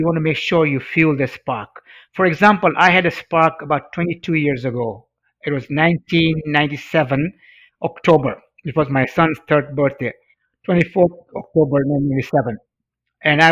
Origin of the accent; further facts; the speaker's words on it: Mombasa, Mombasa County, Kenya; first language Swahili; English is a second language; I studied Swahili, which was my mother tongue in Africa